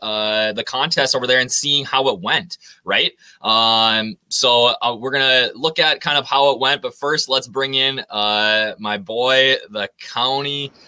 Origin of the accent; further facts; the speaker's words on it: Minnesota, United States; this week in my home state of Minnesota